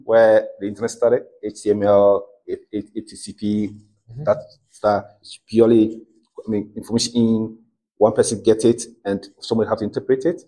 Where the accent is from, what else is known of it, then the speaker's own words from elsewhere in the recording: Ghana; I'm a Ghanaian. I'm born as a Ghanaian blood Ghanaian